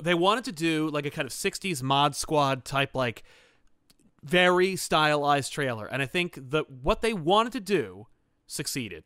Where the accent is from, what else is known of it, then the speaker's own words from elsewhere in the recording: United States; being American